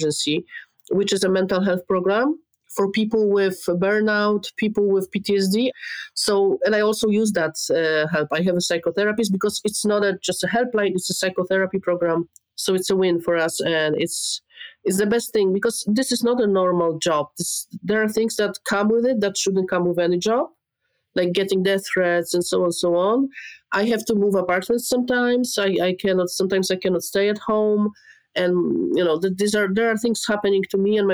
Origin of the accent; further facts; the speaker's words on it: Poland; I'm from Poland